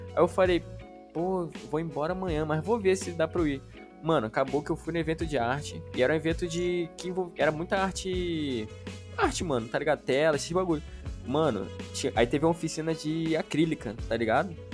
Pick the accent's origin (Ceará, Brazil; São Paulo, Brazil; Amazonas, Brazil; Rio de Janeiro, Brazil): Amazonas, Brazil; Parintins; also born or lived in Manaus / Cabo Frio; now in Itaboraí, Brazil; eu cresci no interior do Amazonas, que é em Parintins